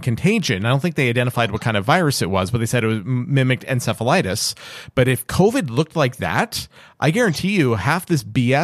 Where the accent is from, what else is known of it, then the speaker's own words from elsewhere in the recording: Canada; being Canadian